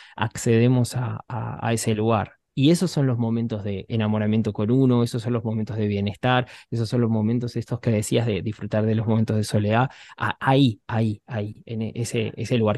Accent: Buenos Aires, Argentina; Yo soy un chico de, Buenos Aires, me crié en un barrio

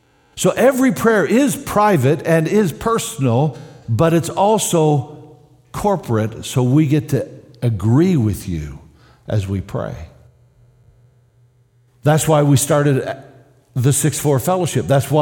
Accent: Canada; Of course, as a Canadian, I don't remember prayer ever happening in public school.

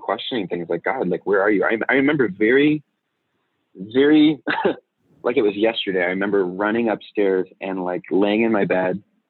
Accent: Southern California, United States; moved away as an adult; now in Chicago, United States; I was originally born and raised in California, Southern California

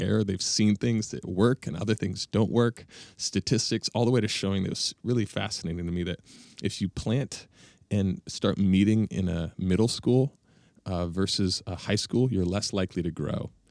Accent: Bellefontaine, Ohio, United States; moved away; also born or lived in Chicago / Denver; I grew up in Ohio

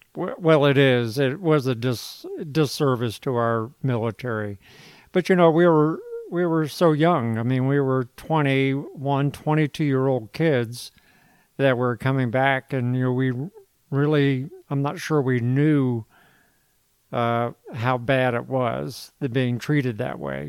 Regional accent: Virginia Beach, Virginia, United States; I predominantly grew up in Virginia Beach

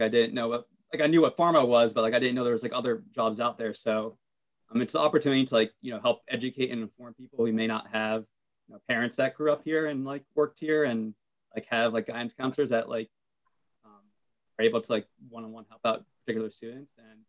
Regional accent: United States; as a Latino growing up in America

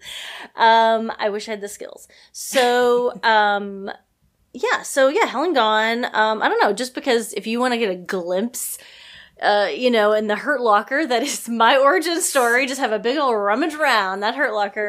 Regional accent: Mountain View, Arkansas, United States; moved away; my hometown, a very small town, Mountain View, Arkansas

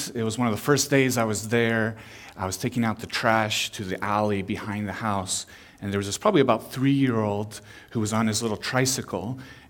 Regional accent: Peru; also born or lived in Chile / Panama; Growing up, I was a missionary kid in Latin America. I was born in Peru, then I lived in Chile and in Panama and Central America.

